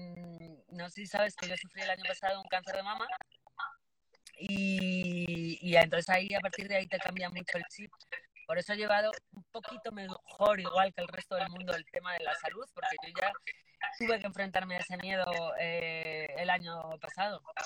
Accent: Bilbao, Basque Country, Spain; now in Madrid, Spain; soy de Bilbao y, por Madrid desde

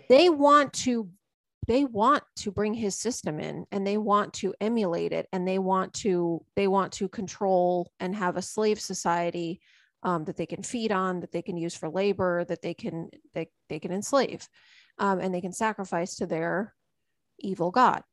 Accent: United States; I live here and I'm American.

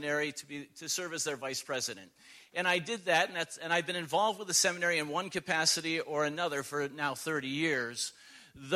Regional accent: Buffalo, New York, United States; moved away; We're original Western New Yorkers. We're from Buffalo

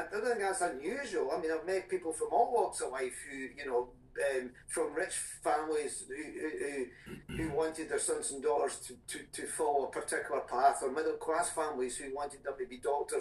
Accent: Scotland, United Kingdom; I was born in Scotland

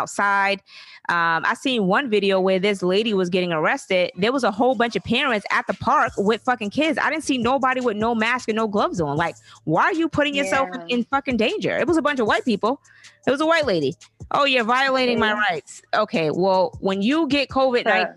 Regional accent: the South, United States; I'm from the South.

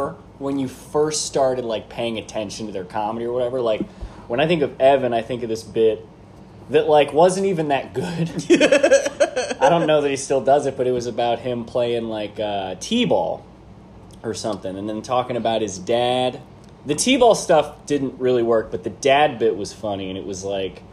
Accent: Kansas City, Missouri, United States; also born or lived in Springfield, Missouri; I grew up in Kansas City. I went to high school in Kansas

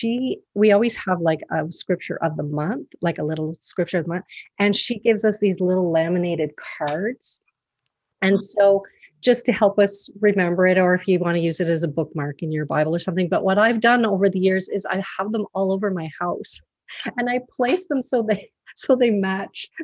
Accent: Canada; I'm Canadian, so I say Jabez

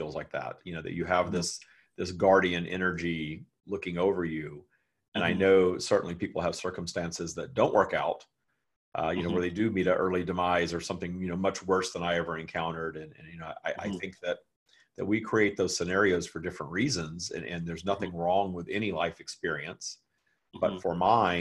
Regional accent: the South, United States; I live in the United States, and I grew up in the South, where it was not okay to be gay at all

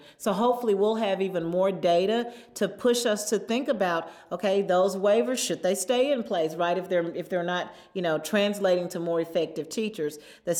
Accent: Southern United States, United States; I grew up in the Bible Belt. My first teacher was my Sunday school teacher.

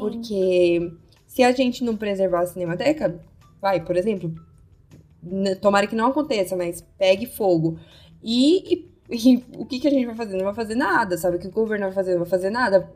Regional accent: São Paulo, Brazil; nós duas somos de São Paulo

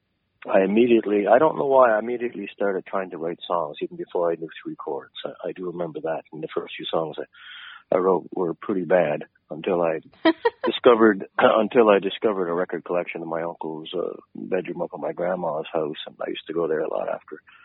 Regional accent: Rustico, Prince Edward Island, Canada; I didn't grow up in North Rustico. I grew up in Rustico.

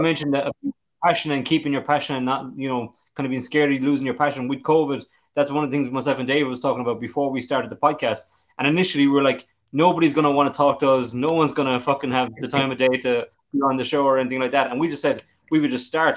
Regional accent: Limerick, Munster, Ireland; my hometown here in Limerick in, in Ireland

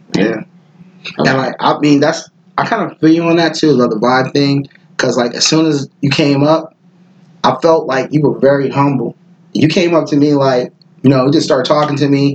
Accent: Pass Christian, Mississippi, United States; also born or lived in San Francisco, California; I'm from the Bay originally. Mm-hmm. I'm from Frisco, so like when I moved to the South, I moved to Mississippi and the Gulf Coast

